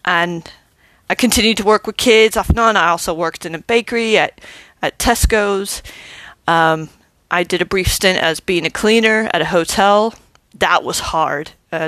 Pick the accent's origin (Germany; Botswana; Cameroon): Germany; born there; also born or lived in Arkansas; I was born in Germany, lived here, there, and everywhere, but I recognize Arkansas as my home because that's where my family live.